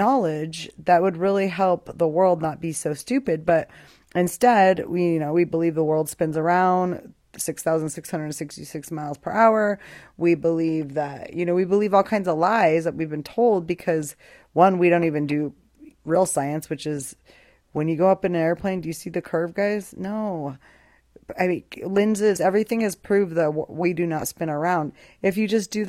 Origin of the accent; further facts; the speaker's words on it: Boise, Idaho, United States; moved away as an adult; now in Albuquerque, United States; I grew up in Boise, Idaho for 21 years. I lived there, moved to Albuquerque, New Mexico, lived here 22 years